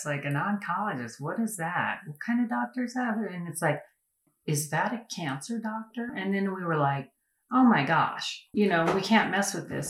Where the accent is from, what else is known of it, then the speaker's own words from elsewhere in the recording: Prescott, Arizona, United States; also born or lived in Colorado Springs; I was born and raised in Prescott and moved away a couple times after high school